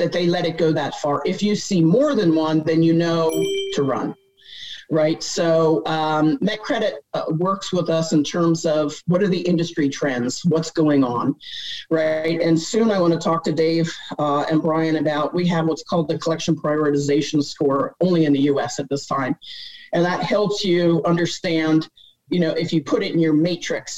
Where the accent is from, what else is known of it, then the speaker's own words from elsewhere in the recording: Pennsylvania, United States; I grew up in Pennsylvania.